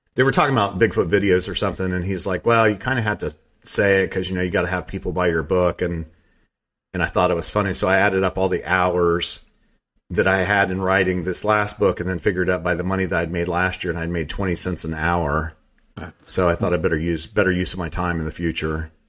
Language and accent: English; Southeast Ohio, United States; also born or lived in Teays Valley, West Virginia; I grew up in Southeast Ohio